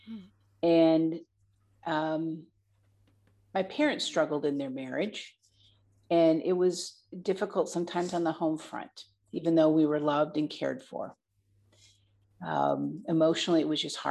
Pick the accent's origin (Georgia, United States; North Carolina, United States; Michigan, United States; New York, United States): Michigan, United States; moved away as an adult; also born or lived in Montana; returning back to my home state of Michigan